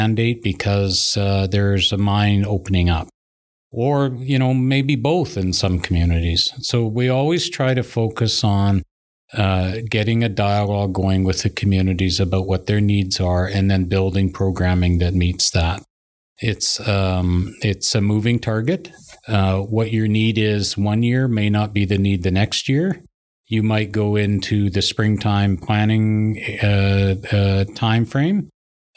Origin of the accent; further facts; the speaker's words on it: Vancouver Island, British Columbia, Canada; moved away; also born or lived in Mayo, Yukon; I'm Coast Salish. I'm from Vancouver Island